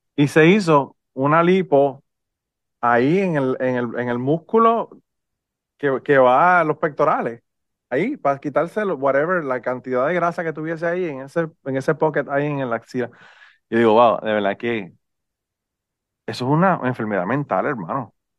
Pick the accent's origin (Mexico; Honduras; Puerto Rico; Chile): Puerto Rico; yo soy boricua